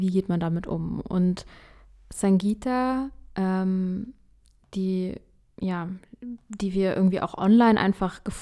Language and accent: German; India; also born or lived in Middle East; now in Germany; Als ich in Indien aufwuchs und Jahre später als Inderin im Nahen Osten und in Deutschland, wurde ich in vielerlei Hinsicht diskriminiert.